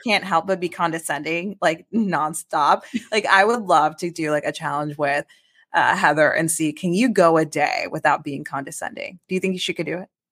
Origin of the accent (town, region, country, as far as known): Midwest, United States